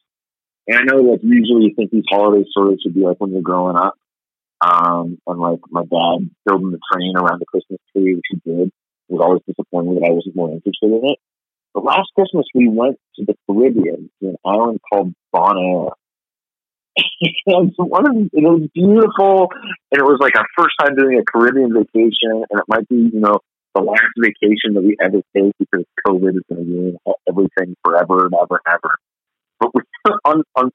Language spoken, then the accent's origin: English; Pittsburgh, Pennsylvania, United States; now in Minnesota, United States; I grew up in Pittsburgh, Pennsylvania, as a Cleveland Browns diehard fan